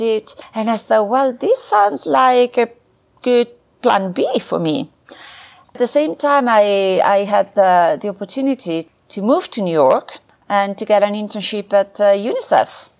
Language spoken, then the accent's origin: English; Milan, Lombardy, Italy; grew up in uh, Milan, Italy. That's where I was born